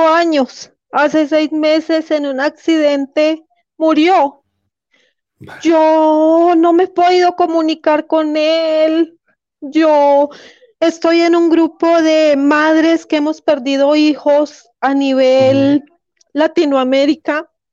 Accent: Colombia; Yo soy también colombiana.

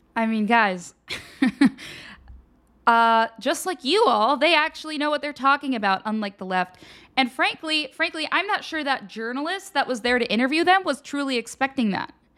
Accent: Pennsylvania, United States; I'm from Pennsylvania.

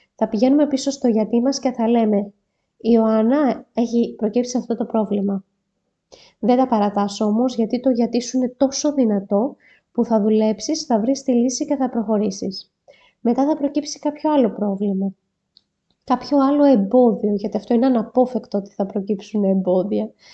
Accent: Greece; σαν Έλληνες

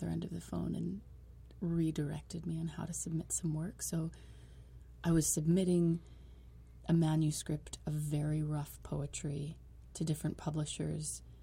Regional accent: New York City, New York, United States; moved away; also born or lived in Hudson, New York / Manhattan / Wellington, New Zealand; I'm from New York City, particularly the southern tip of Staten Island

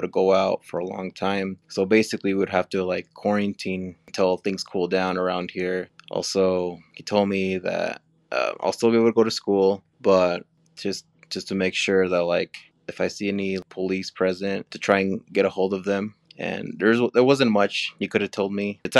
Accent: Cache Valley, Utah, United States; also born or lived in Mexico; I grew up here in Cache Valley all my life. I was born in Mexico

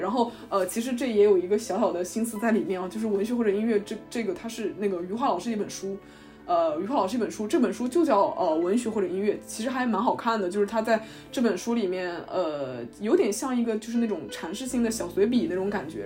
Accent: Ningbo, Zhejiang, China; moved away as an adult; also born or lived in eastern United States; now in United States; 我是一个土生土长的宁波人，然后目前是在美国东部的某所大学读本科

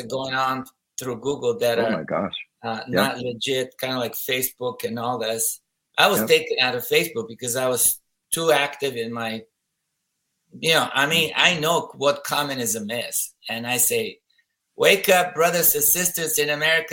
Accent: Harrisburg, Pennsylvania, United States; We're from Pennsylvania, both of us, Harrisburg, PA

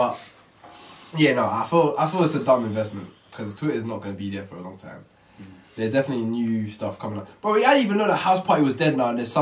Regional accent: England, United Kingdom; I'm English

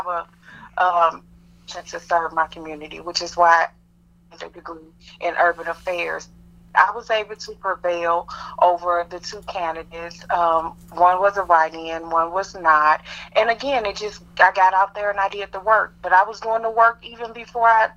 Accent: Ferguson, Missouri, United States; also born or lived in Kinloch, Missouri / Berkeley, Missouri; I was actually born and raised in Kenlock, Berkeley, and Ferguson

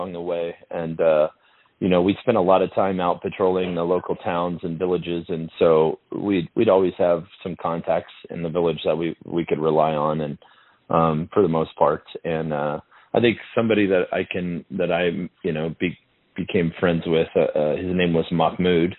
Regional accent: United States; as an American soldier and as an American

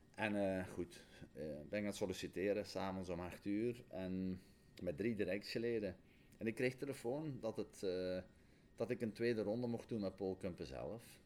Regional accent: Borgloon, Flanders, Belgium; ik ben geboren en getogen in Rijkel

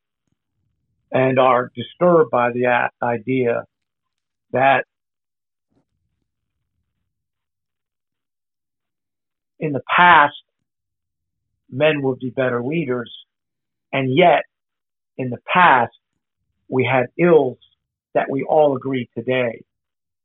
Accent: the North, Northern United States, United States; I'm a Yankee, so I grew up in the North anyway

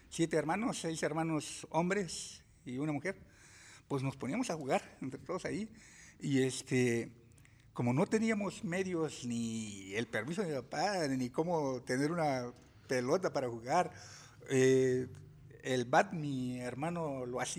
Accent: Puebla, Mexico; soy nativo en el estado de Puebla.

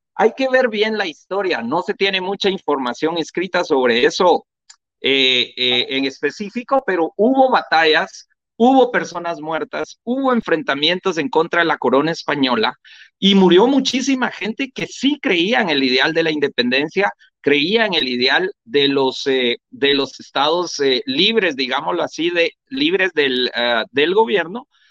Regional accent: Guatemala

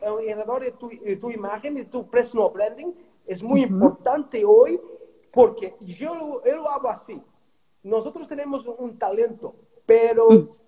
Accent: Portugal; Spanish is a second language; moved away as an adult; also born or lived in Australia / Mexico / United States; salí de Portugal en 2002 y me fui para, para, Australia

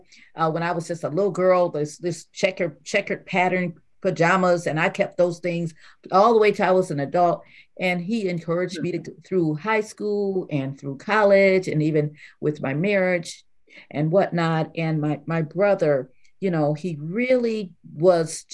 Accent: Grand Rapids, Michigan, United States; We grew up in Grand Rapids, Michigan

